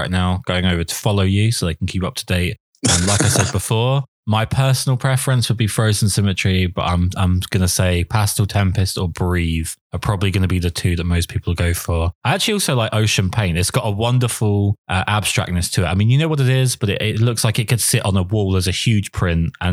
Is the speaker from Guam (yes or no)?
no; England, United Kingdom; accent: southern English; not have to listen to my appalling southern accent.